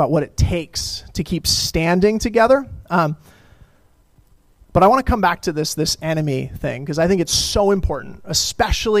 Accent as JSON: {"language": "English", "region": "Colorado", "country": "United States", "tie": "born or raised there", "said": "I grew up in Colorado"}